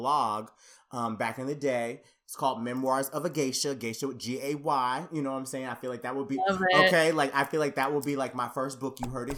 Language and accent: English; Conyers, Georgia, United States; growing up Black and growing up, I'm from Conyers, Georgia. If you look it up on a map, it is literally like one of the smallest cities in Georgia, like completely coming from a very like conservative Black family.